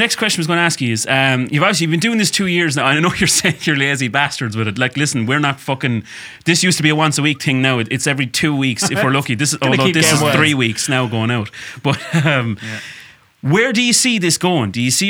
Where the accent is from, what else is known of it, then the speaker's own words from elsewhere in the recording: Ballingarry, Munster, Ireland; I'm from Ballingarry.